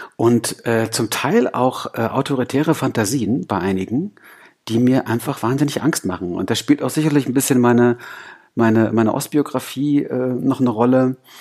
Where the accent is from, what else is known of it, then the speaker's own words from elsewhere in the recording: East Germany, Germany; als Ossi-Kind